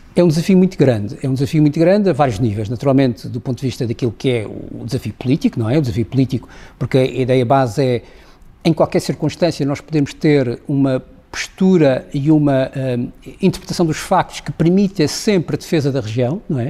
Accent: Madeira, Portugal; eu sou madeirense e tenho uma, uma, uma, relação muito emotiva com a Madeira

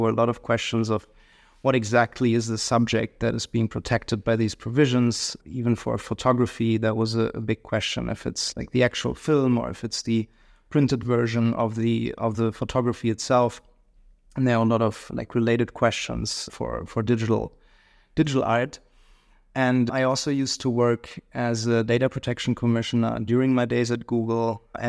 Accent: Hamelin, Lower Saxony, Germany; So I grew up in Western Germany, a small city close to Hanover called Hemlin.

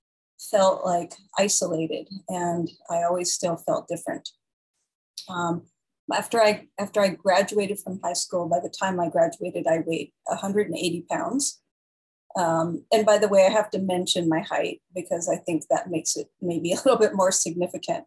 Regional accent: San Jose, California, United States; also born or lived in San Francisco; that's really where I grew up, in San Jose, and where I eventually went to college and got married

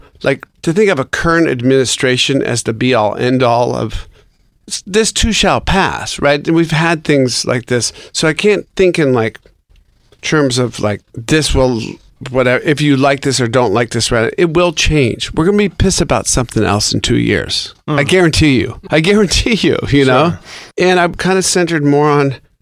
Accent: Seattle, Washington, United States; my hometown of Seattle

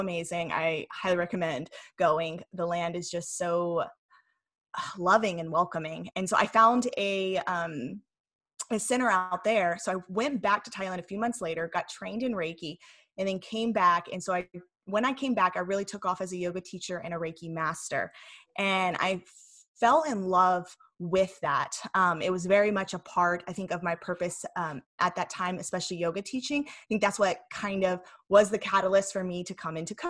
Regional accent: Tennessee, United States; moved away as an adult; also born or lived in California; now in Huntington Beach, United States; grew up in Tennessee

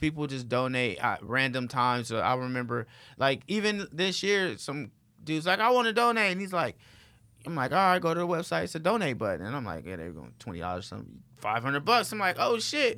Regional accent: Los Angeles, California, United States; I'm from Watts

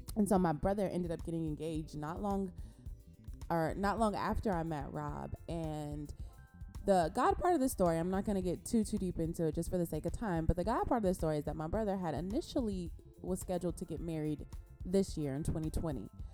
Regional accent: Compton, California, United States; from Compton, California. Yay! I'm from California

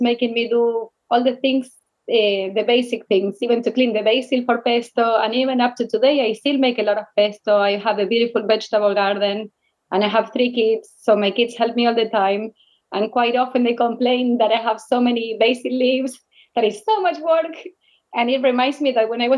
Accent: Rosario, Santa Fe, Argentina; English is a second language; moved away as an adult; now in New York City, United States; I grew up in Rosario. It's like 200 miles from Buenos Aires.

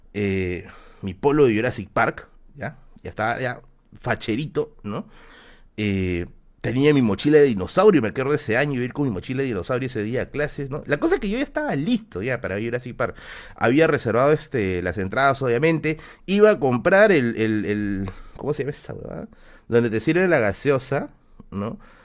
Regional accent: Tacna, Peru; moved away; mi tierra, mi tierra natal

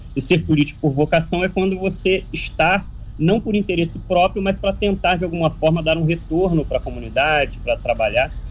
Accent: Paraty, Rio de Janeiro, Brazil; eu sou da, do bairro da Ponte Branca.

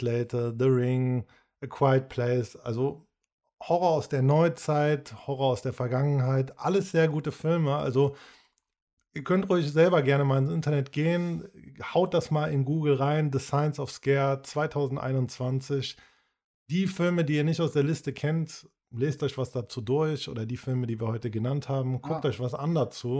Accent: Cologne, North Rhine-Westphalia, Germany; wir als Kölner, wir kennen das so, diese Kneipenkultur, dieses Verrauchte, die Straßen, so, du bist mehr oder weniger damit aufgewachsen

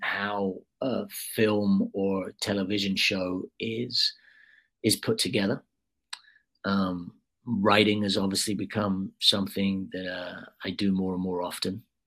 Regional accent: United Kingdom; I'm obviously a Brit

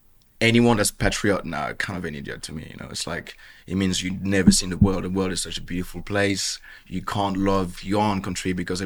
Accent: Bordeaux, Nouvelle-Aquitaine, France; accent: French; English is a second language; also born or lived in Marseille / Basque Country / Caribbean; Yeah, so mainly south of France. I was born in Marseille. I grew up in the Basque country, grew up in the Caribbean, where I'm from, where my dad's from, and Bordeaux, that's where I did my teenage years.

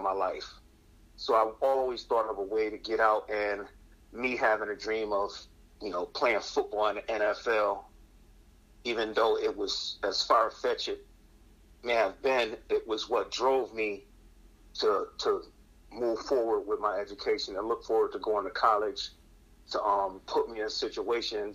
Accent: Buffalo, New York, United States; now in Rochester, United States; I grew up in the inner city of Buffalo, New York, attended public schools, throughout my entire educational process from, elementary to high school

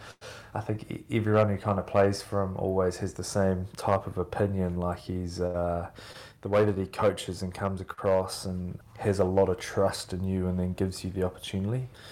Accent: Oamaru, Otago, New Zealand; growing up in New Zealand

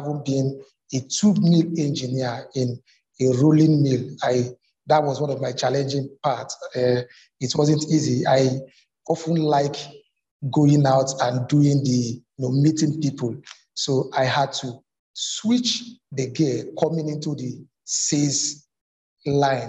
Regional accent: Lagos, Nigeria; I was born in Lagos, brought up in Lagos.

